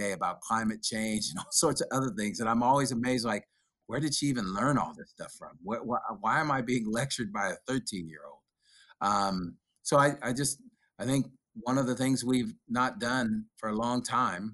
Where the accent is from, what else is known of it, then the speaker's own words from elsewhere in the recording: Sacramento, California, United States; growing up in Oak Park, and I know teaching and working in Del Paso Heights for so many years